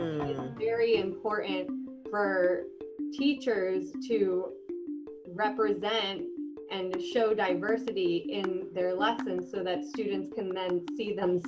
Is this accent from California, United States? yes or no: no; Maryland, United States; also born or lived in Puerto Rico; I was born in Puerto Rico, but I grew up in Maryland, and my school where I went was mostly white.